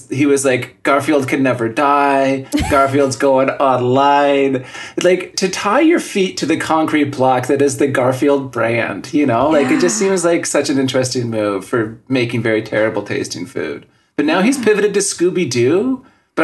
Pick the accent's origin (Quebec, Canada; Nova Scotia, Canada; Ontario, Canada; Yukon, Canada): Yukon, Canada; moved away; also born or lived in Terrace, British Columbia; I was born in Terrace, British Columbia, and then we moved to the Yukon in, like, the late 1980s